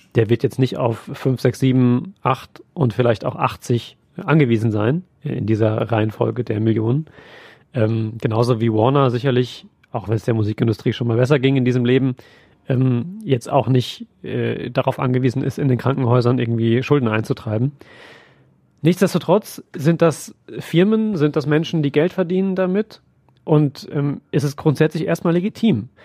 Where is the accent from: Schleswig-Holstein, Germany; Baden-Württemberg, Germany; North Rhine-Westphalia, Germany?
North Rhine-Westphalia, Germany; Siegen area; ich komme ja aus dem Siegener Raum